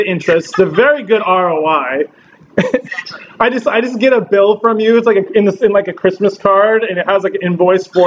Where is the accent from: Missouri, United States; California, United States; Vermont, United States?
California, United States; Southern; I'm from Southern California.